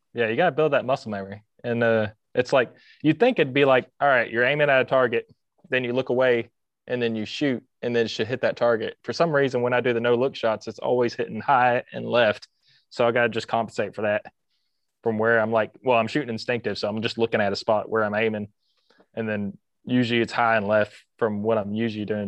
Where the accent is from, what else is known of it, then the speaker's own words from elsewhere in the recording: Carrollton, Georgia, United States; accent: southern; also born or lived in Costa Rica / Kennesaw, Georgia; lived in Kennesaw before we moved to Carrollton